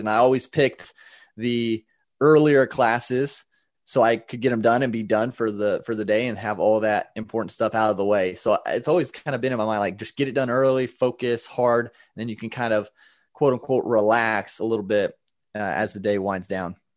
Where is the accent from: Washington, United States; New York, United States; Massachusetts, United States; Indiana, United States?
Indiana, United States; I am from Indiana, uh, in the United States